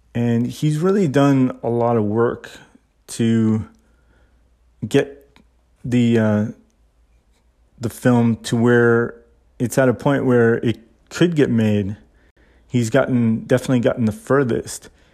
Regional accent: Canada; I'm Canadian

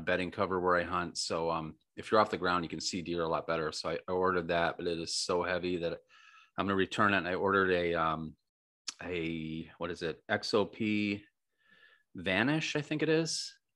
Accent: Western New York, United States; moved away; also born or lived in Michigan / Florida; I grew up trout fishing in Western New York and Michigan

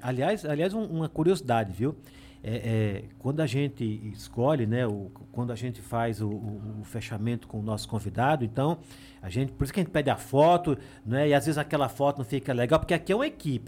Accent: Alagoas, Brazil; moved away; also born or lived in São Paulo; Meu plano A sempre foi aqui na minha terra

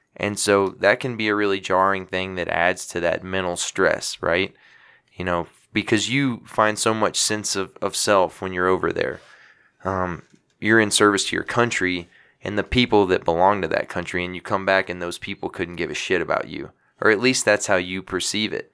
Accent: Louisiana, United States; my hometown of Louisiana

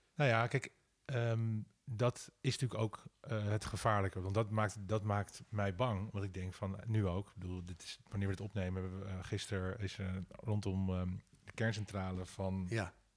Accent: Amsterdam, North Holland, Netherlands; mijn geboortedorp Nieuwendam.

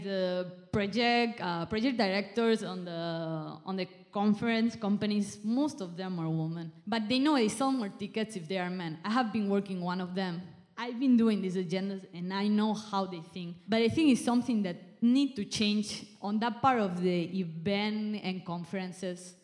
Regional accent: Spain; now in Malaysia; I'm from Spain, I'm not even from Malaysia

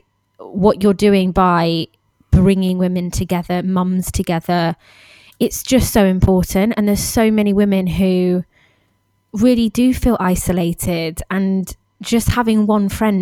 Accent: United Kingdom; moved away; we're all British expats

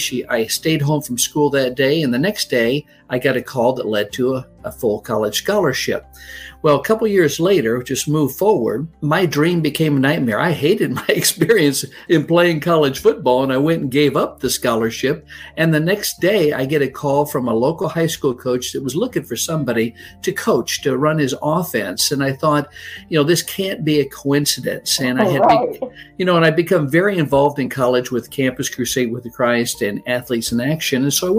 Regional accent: Midwest, United States; Well, I grew up in the Midwest, and my father was a football coach at the high school level, so we moved a lot.

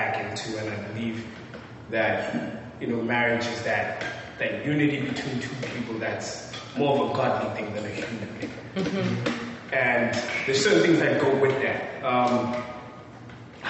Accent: South Africa; I'm from South Africa

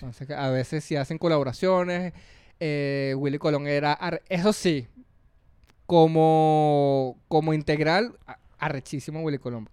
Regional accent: Venezuela; moved away as an adult; now in Peru; cuando salí de Venezuela

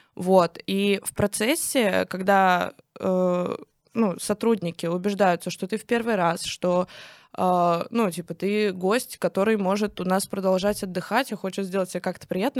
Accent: Kstovo, Nizhny Novgorod Oblast, Russia; я выросла в Кстово

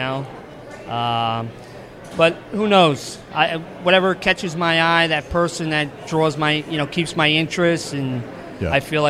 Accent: New Jersey, United States; I'm from New Jersey.

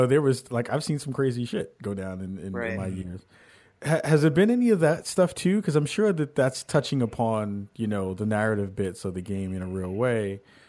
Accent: New York City, New York, United States; I grew up in a rough neighborhood.

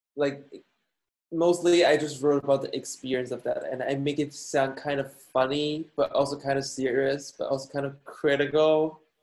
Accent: Guangzhou, Guangdong, China; moved away as an adult; also born or lived in Turin, Italy / Denmark / Shanghai, China; now in United States; two years in China, in Guangzhou, my hometown

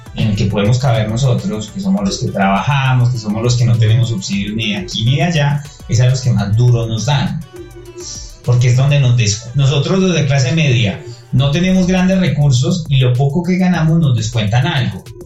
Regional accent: Coffee Axis, Eje Cafetero, Colombia; now in Bogotá, Colombia; yo no soy de Bogotá, yo soy de eje cafetero

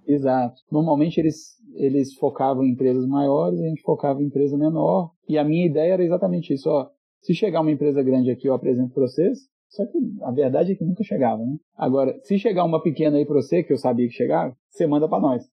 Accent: Belo Horizonte, Minas Gerais, Brazil; Eu sou de BH

